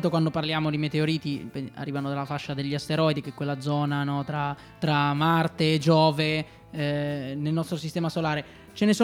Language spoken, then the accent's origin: Italian; Liguria, Italy; io non sono anche ligure